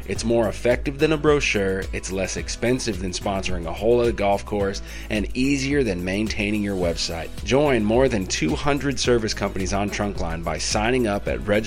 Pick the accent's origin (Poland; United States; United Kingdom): United States; California; growing up in California